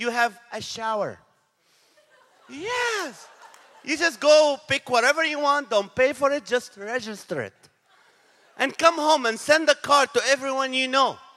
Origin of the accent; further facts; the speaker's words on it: Nazareth, Northern District, Israel; now in United States; I was born in the city of Nazareth in Israel.